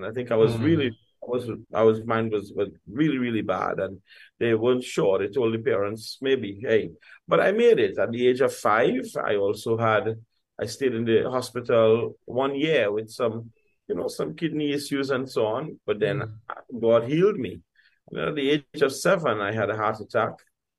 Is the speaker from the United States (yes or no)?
no; San Fernando, Trinidad & Tobago; I grew up in Duncan Village in San Fernando, just on the outskirts of San Fernando, southern city in Trinidad and Tobago. And we grew in a community, a mixed ethnic community, mixed religious community.